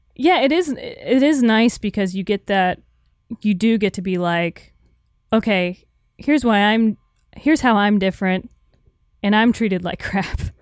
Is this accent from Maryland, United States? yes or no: no; Florida, United States; Growing up in Florida, I don't know, you know, I was raised a certain way